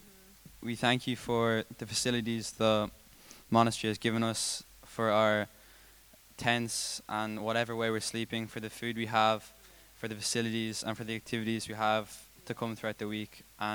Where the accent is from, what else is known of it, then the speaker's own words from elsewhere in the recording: Dublin, Leinster, Ireland; Dublin. I'm from Dublin.